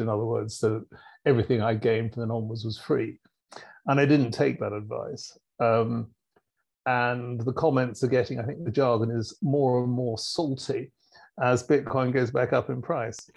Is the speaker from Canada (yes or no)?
no; United Kingdom; as a Brit